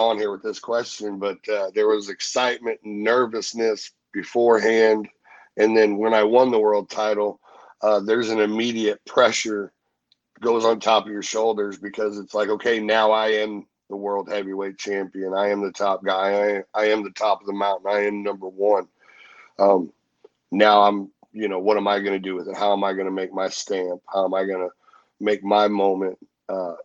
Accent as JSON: {"language": "English", "town": "St. Louis", "region": "Missouri", "country": "United States", "tie": "born or raised there", "said": "I grew up, I was born in St. Louis. I started my career in St. Louis"}